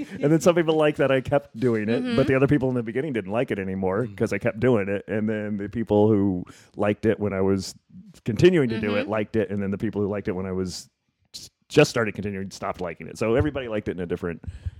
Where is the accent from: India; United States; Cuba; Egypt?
United States; Memphis, Tennessee; born there; I'm from the South.